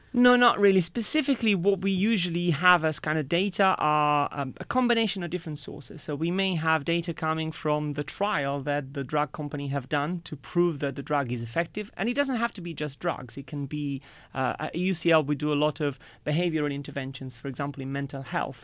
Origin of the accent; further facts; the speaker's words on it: Italy; moved away as an adult; now in United Kingdom; growing up in Italy